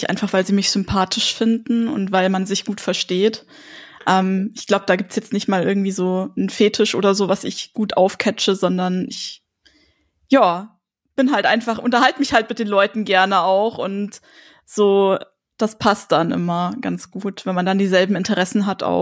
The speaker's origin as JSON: {"language": "German", "town": "Munich", "region": "Bavaria", "country": "Germany", "said": "Ich komme aus München."}